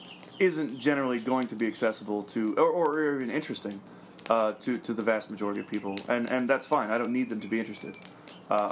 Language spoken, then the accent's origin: English; United States; I'm American